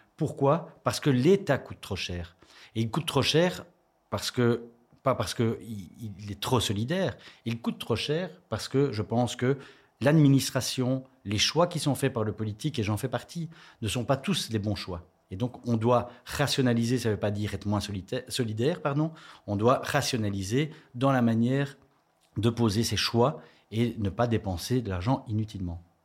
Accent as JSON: {"language": "French", "town": "Charleroi", "region": "Wallonia", "country": "Belgium", "tie": "born or raised there", "said": "je suis originaire de Charleroi"}